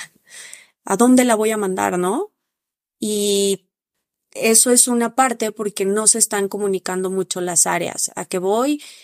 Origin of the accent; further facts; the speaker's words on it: Mexico; en México no estábamos tan preparados